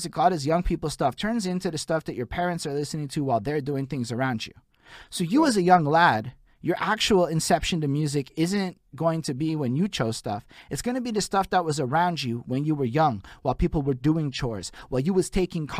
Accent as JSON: {"language": "English", "town": "Montreal", "region": "Quebec", "country": "Canada", "said": "I'm from Montreal, Quebec, Canada"}